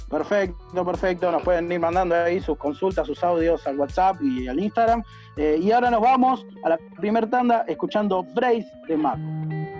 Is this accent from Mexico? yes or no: no; Argentina; Yo como argentino competitivo que soy